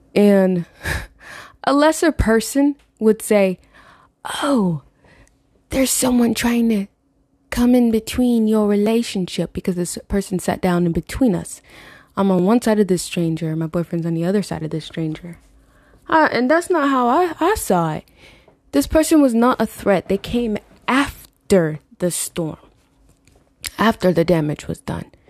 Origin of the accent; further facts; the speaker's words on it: Florida, United States; Growing up in Florida